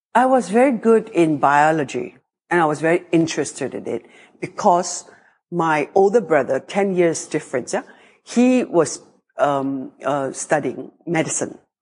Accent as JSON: {"language": "English", "country": "Singapore", "tie": "born or raised there", "also_born_or_lived": "France", "said": "I grew up in Singapore, which is 700,000 people."}